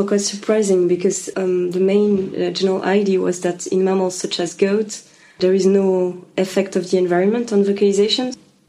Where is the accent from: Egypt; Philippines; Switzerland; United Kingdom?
Switzerland; English is a second language; Yeah, I'm originally from Switzerland, yeah.